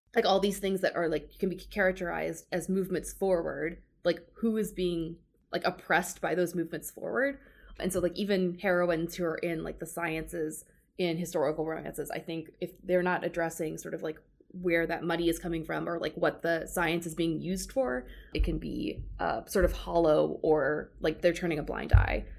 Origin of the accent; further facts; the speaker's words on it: Georgia, United States; I grew up in the South, I grew up in Georgia